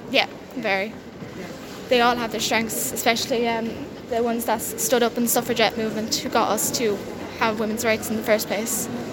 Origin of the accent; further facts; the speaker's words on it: Ballyhale, Leinster, Ireland; I'm from Ballyhale.